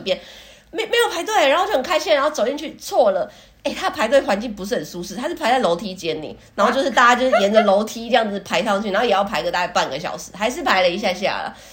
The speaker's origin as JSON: {"language": "Chinese", "country": "Taiwan", "said": "如果是我们台湾人"}